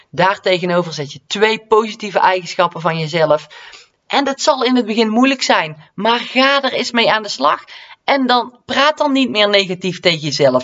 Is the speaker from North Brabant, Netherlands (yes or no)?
yes; North Brabant, Netherlands; accent: Brabantse; mijn Brabantse accent